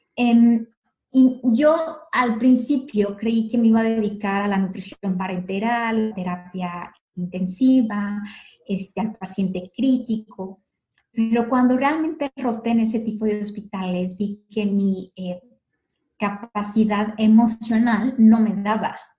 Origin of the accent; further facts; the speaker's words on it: León, Guanajuato, Mexico; moved away as an adult; now in Mexico City, Mexico; yo soy originaria de León, Guanajuato y allí estudié en la universidad